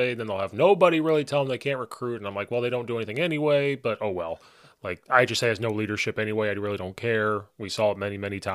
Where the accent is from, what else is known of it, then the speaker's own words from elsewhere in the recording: Central Illinois, United States; growing up in Central Illinois, where if you grew up in that town